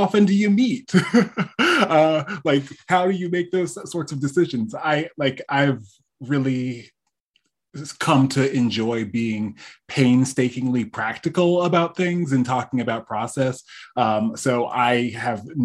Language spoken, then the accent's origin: English; East Coast, Connecticut, United States; moved away as an adult; now in California, United States; born and raised on the East Coast.